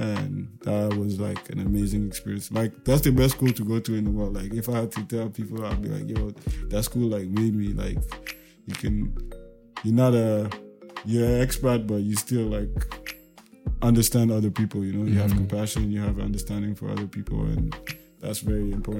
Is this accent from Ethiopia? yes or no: yes; Ethiopia; Growing up in Ethiopia is like, it's amazing because it's basically the capital of politics in Africa